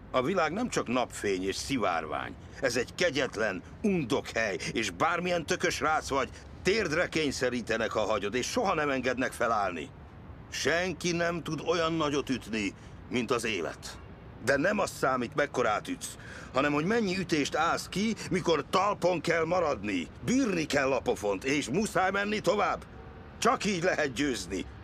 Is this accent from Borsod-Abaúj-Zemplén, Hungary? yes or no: no; Budapest, Hungary; born there; Hát én ugye 1989. április 28-án születtem, 8 és fél hónapra, hát Budapesten.